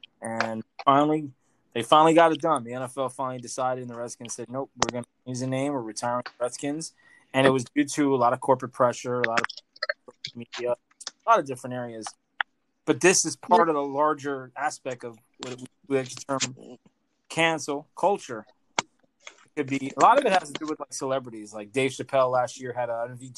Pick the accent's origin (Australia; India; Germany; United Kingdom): Australia; I'm Australian.